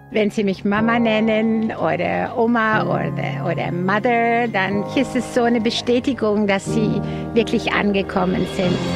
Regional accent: Netherlands; German is a second language; moved away as an adult; now in Germany; Ich bin Holländerin, wohne aber seit fast 33

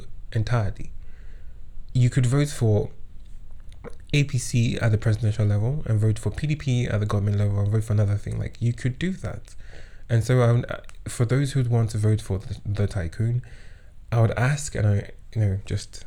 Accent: Kwara, Nigeria; I was born and raised in Kwara State

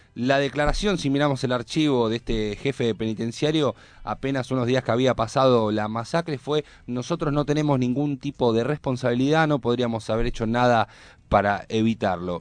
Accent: Argentina; los argentinos

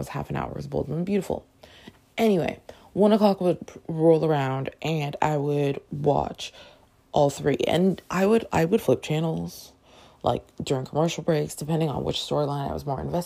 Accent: Toronto, Ontario, Canada; now in United States; Growing up in Toronto, Canada

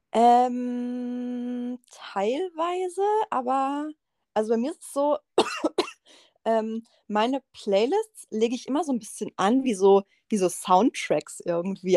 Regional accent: Freiburg, Baden-Württemberg, Germany; ich bin ja aus Freiburg

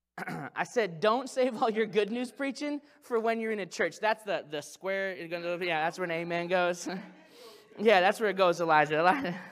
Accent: Branson, Missouri, United States; I'm from Branson, Missouri

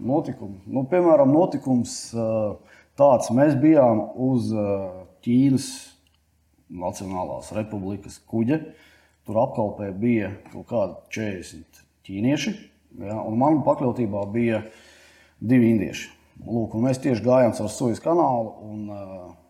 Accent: Latvia; mēs no Latvijas aizbraucām

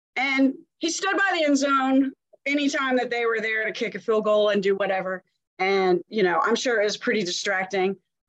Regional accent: Jacksonville, Florida, United States; born there; I was born in Jacksonville, Florida.

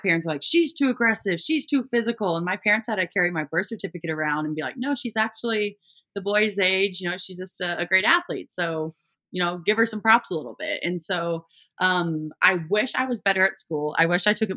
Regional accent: Columbia, Missouri, United States; I grew up in Columbia, Missouri

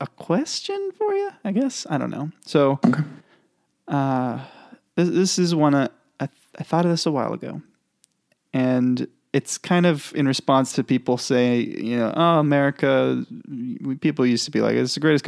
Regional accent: United States; I'm like from the United States

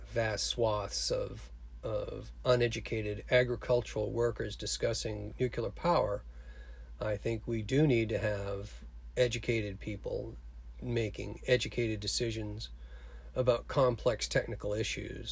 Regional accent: Cape Cod, Massachusetts, United States; my small town I grew up in Cape Cod

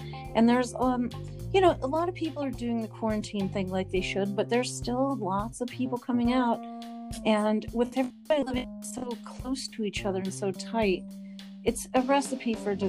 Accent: California, United States; now in New York, United States; where I'm really from, which is California

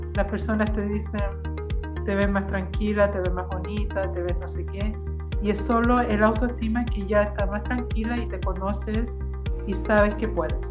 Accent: Chile; also born or lived in Brazil; now in Canada; yo nací en Chile, eh, nos vinimos a dar la familia y llegamos aquí, aquí a la escuela a estudiar

